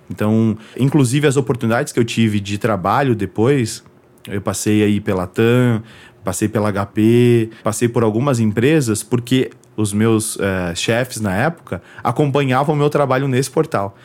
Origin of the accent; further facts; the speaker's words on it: São Paulo, Brazil; moved away as an adult; also born or lived in Floresta, Pernambuco, Brazil; now in New York, United States; eu cresci em São Paulo, a minha infância inteira foi em São Paulo